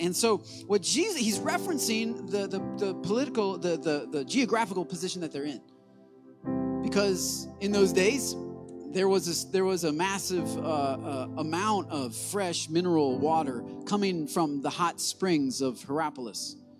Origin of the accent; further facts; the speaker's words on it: Michigan, United States; I'm from Michigan where we are born into Detroit Lion fandom.